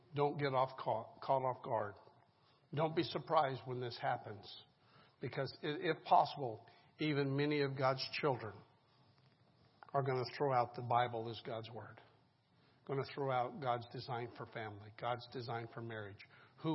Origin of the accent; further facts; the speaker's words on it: Colorado, United States; now in Lynchburg, United States; I grew up in Colorado, in the mountainous town on the western slope.